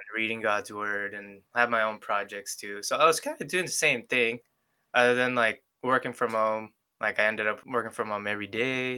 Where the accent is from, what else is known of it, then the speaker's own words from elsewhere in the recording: Philippines; also born or lived in New York; now in Seattle, United States; I was born in New York, mm-hmm. but I grew up in the Philippines.